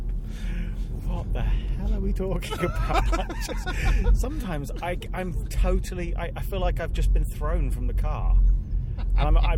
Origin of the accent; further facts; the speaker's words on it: United Kingdom; I think we're quintessentially British